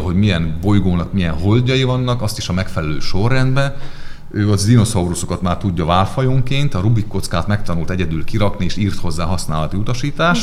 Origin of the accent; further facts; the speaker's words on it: Transcarpathia, Zakarpattia Oblast, Ukraine; now in Hungary; én is Kárpátaljáról származom, tehát hogy én is külföldön tanultam